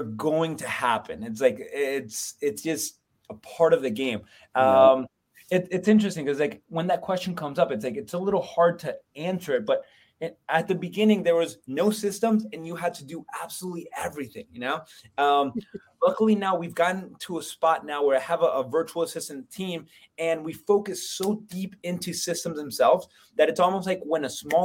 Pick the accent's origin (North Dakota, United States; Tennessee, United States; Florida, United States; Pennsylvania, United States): Florida, United States; moved away as an adult; also born or lived in Colombia; now in Lehigh Valley, United States; I'm from Florida originally. I was born in Columbia, but I came up to PA for wrestling